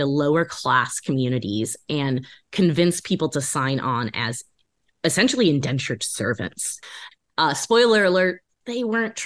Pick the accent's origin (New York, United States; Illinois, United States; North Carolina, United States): Illinois, United States; first language English; I grew up in the middle of Illinois